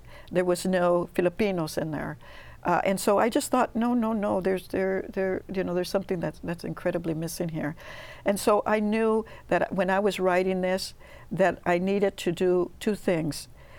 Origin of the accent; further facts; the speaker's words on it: California, United States; I grew up summers picking in Easton, close to Fresno. My whole family did, as a matter of fact.